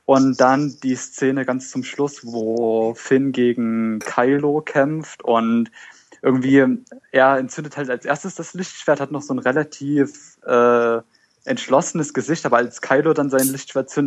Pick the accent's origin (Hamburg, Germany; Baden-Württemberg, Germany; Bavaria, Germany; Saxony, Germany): Saxony, Germany; Leipzig; Okay, also ich komme aus Leipzig, bin 17 Jahre alt, gehe noch zur Schule